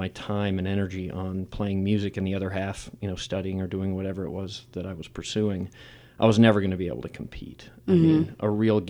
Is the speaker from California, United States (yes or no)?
no; New York, United States; I'm from New York, just outside the city.